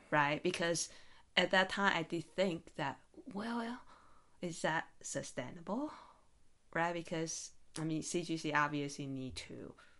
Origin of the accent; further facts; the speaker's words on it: Taiwan; now in Las Vegas, United States; I'm from Taiwan originally